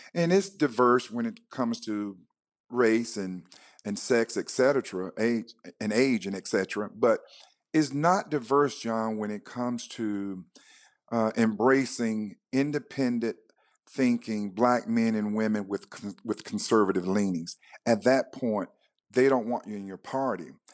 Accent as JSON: {"language": "English", "region": "North Carolina", "country": "United States", "tie": "born or raised there", "moved": "yes", "lives_now": "Georgia, United States", "said": "I was born and reared in North Carolina on a farm"}